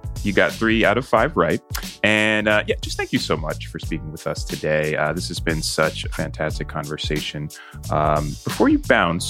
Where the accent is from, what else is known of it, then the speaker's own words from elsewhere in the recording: New Jersey, United States; moved away; also born or lived in New York; someone from New Jersey and who lived in New York for a long time